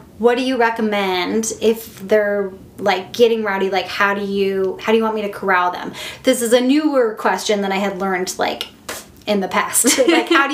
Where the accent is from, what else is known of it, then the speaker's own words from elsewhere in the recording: Midwest, United States; I'm here like from the Midwest